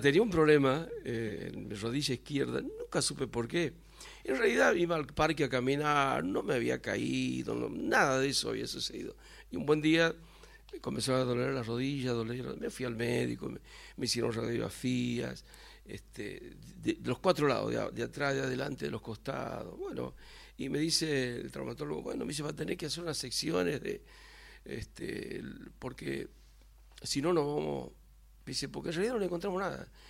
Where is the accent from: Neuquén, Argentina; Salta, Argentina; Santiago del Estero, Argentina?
Santiago del Estero, Argentina; Yo nací en Santiago del Estero